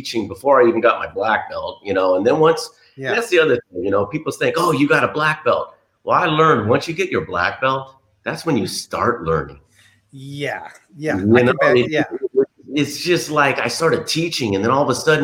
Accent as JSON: {"language": "English", "town": "Los Angeles", "region": "California", "country": "United States", "tie": "born or raised there", "said": "I was born and raised in a place called the San Fernando Valley. I'm a Valley boy"}